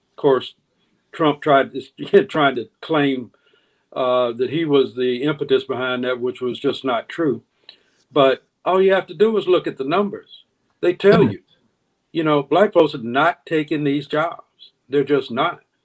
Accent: Deep South, United States; also born or lived in Jackson, Mississippi; growing up in the Deep South

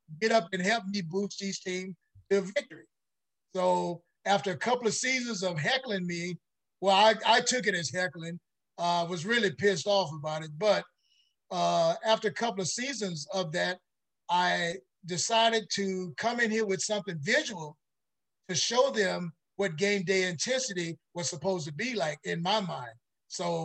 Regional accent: Mound Bayou, Mississippi, United States; moved away as an adult; now in Los Angeles, United States; I grew up in Mississippi, a little town called Mound Bayou

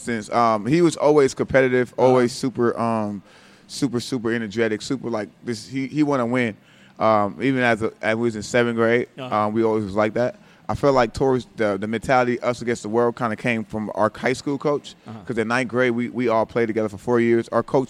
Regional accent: Los Angeles, California, United States; From South Central, L.A.

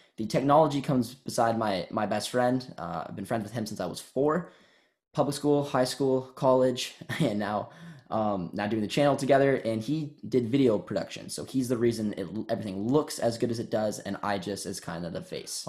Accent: Canada; I grew up in Canada and a small town of two thousand people

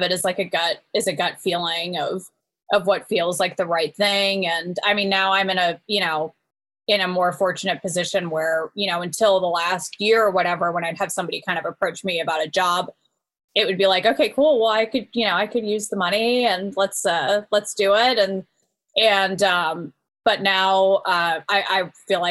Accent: Marin County, Northern California, United States; now in Nashville, United States; We're both from Marin County

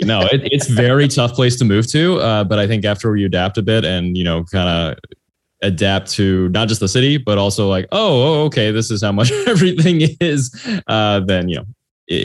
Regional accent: Washington, United States; moved away as an adult; also born or lived in Austin, Texas; now in San Francisco, United States; Oh man, I grew up in Washington State, and then I lived in Austin, Texas for the past 7 years. And yes, now I'm in San Francisco.

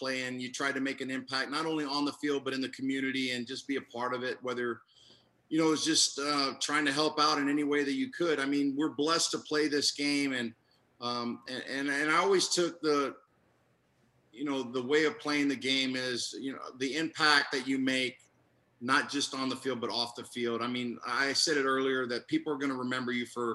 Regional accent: Tampa, Florida, United States; I was a little kid growing up in Tampa, and I grew up in a Hispanic community

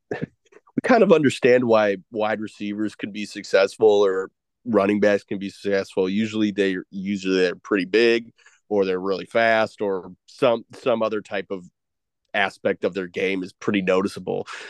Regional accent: Illinois, United States; I'm from Illinois

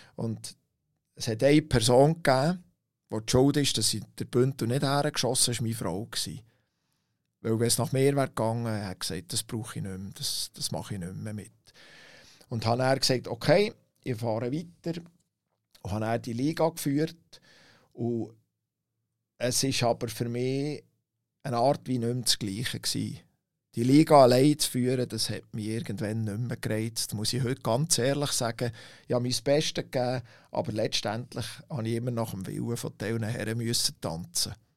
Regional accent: Langnau im Emmental, Bern, Switzerland; als Kind aufgewachsen in Langnau

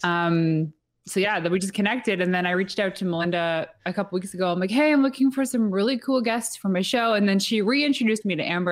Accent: Atlantic Canada, Canada; we are from the East Coast, like, super East Coast that were, our time zone is actually Atlantic Canadian time zone

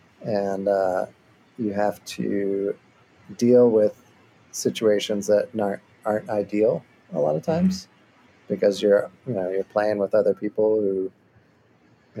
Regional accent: Michigan, United States; now in Austin, United States; I am from Michigan

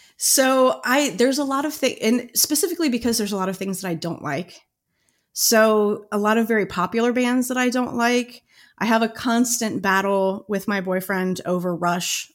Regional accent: Cincinnati, Ohio, United States; born or raised there

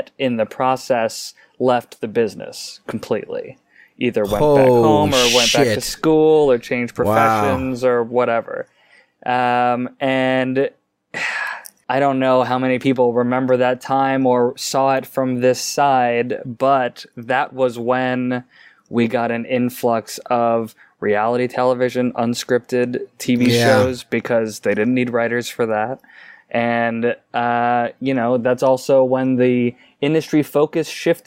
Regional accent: North Carolina, United States; moved away as an adult; now in Los Angeles, United States; I grew up in North Carolina.

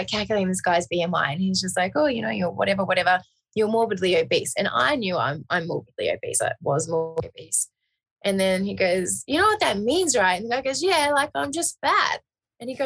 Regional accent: Australia; now in Las Vegas, United States; because I'm originally obviously from Australia

